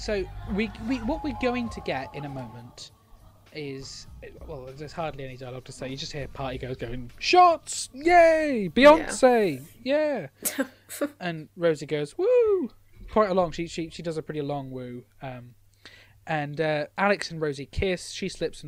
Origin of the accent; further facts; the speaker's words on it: United Kingdom; as a British person